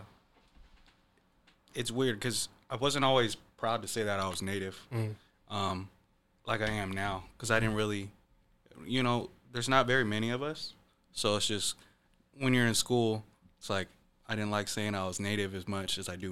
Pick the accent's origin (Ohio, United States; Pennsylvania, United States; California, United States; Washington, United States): Washington, United States; Renton; also born or lived in east side (Seattle area); I grew up in Renton